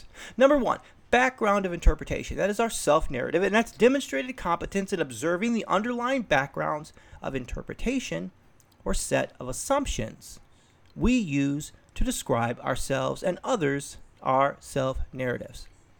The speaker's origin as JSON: {"language": "English", "region": "Midwest", "country": "United States", "tie": "born or raised there", "moved": "yes", "lives_now": "West Coast, United States", "said": "I'm a husband. I'm a father. I was born in the Midwest, and I live on the West Coast. And I'm an educator. I have deep faith and deep convictions"}